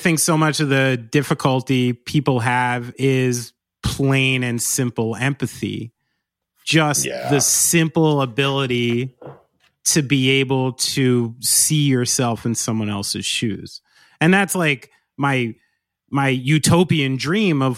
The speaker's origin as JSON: {"language": "English", "region": "New Jersey", "country": "United States", "tie": "born or raised there", "said": "growing up in Central and North Jersey"}